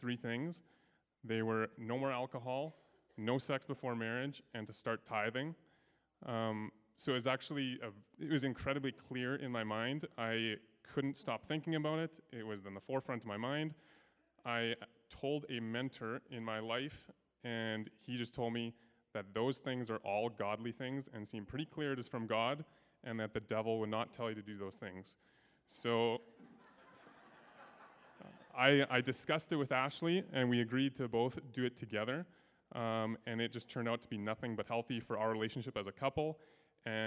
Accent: Sherwood Park, Alberta, Canada; born and raised in Sherwood Park

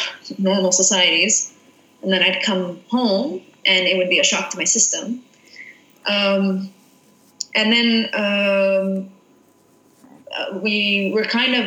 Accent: Jerusalem, Palestine; born there; So I was born in Jerusalem, and, you know, it's very difficult for a Palestinian, especially born in Jerusalem

